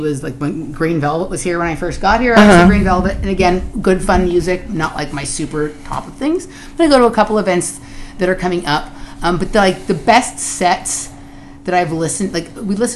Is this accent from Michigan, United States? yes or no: no; Los Angeles, California, United States; now in Texas, United States; I come from Los Angeles that has probably the best underground techno scene in the United States